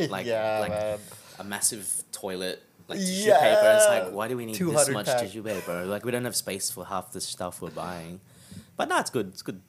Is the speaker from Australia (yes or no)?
yes; Australia; moved away as an adult; now in London, United Kingdom; I'm from Australia, right?